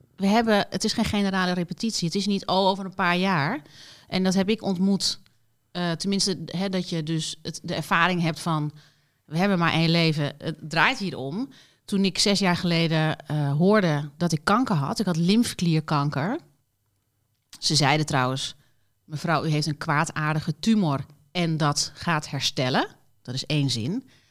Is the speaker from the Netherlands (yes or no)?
yes; Doetinchem, Gelderland, Netherlands; moved away as an adult; also born or lived in Mallorca, Spain; Ik kom uit Doetinchem, ben daar geboren en getogen tot mijn achttiende.